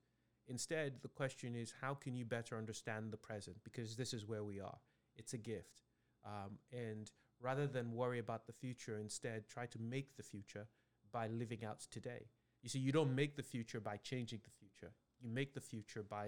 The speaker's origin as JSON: {"language": "English", "country": "Nigeria", "tie": "born or raised there", "said": "me growing up in Nigeria"}